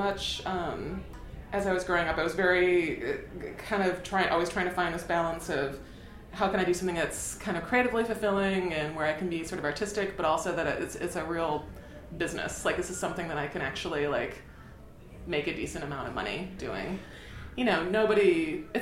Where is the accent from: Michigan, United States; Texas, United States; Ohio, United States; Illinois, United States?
Ohio, United States; Toledo; now in New York, United States; I'm from Toledo, Ohio. So kind of industrial city. I was raised by a single mom